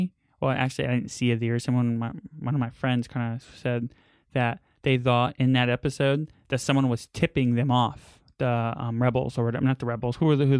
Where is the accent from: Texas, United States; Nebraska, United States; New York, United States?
New York, United States; New York City; I remember watching the Mickey Mouse Club in New York because I grew up in Queens.